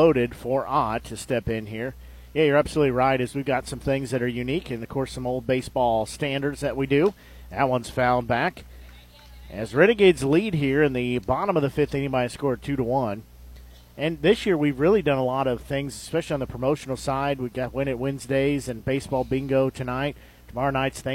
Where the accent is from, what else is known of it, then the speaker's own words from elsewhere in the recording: United States; I know from growing up in Nevada